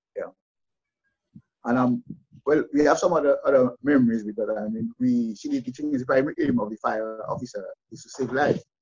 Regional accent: Roseau, Saint George, Dominica; we in Roseau, I was born in Roseau

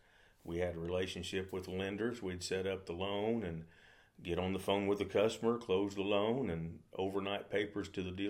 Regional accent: Mountain Home, United States; also born or lived in Germany; I grew up down in Mountain Home.

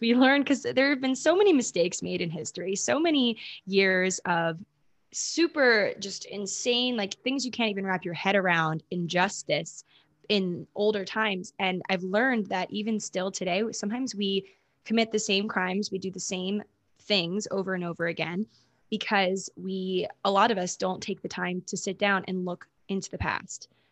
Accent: Maryland, United States; moved away as an adult; also born or lived in New York / California; I'm from Maryland. That's where I was born and grew up

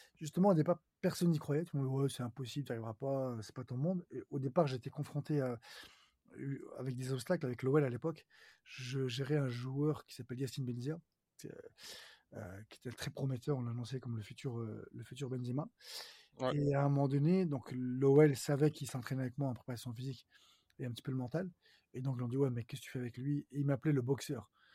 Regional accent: Lyon, Auvergne-Rhône-Alpes, France; je suis originaire de Lyon

